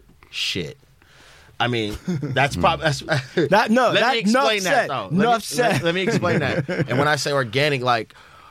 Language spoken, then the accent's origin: English; Los Angeles, California, United States; being from the West, from L.A.